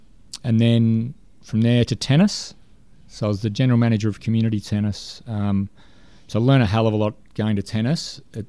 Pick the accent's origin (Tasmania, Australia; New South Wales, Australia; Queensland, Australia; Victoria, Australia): Victoria, Australia; Altona; So I grew up in the West, went to Sea Home Primary School in Altona, and then to what was St Paul's, now Emmanuel College in Altona North.